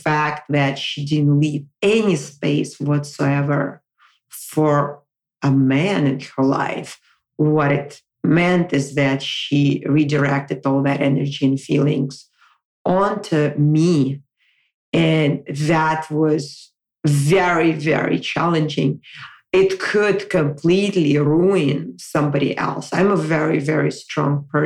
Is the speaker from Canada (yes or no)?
no; Moscow, Russia; moved away as an adult; now in United States; relocate from my hometown of Moscow, where I was born and raised, all the way to the United States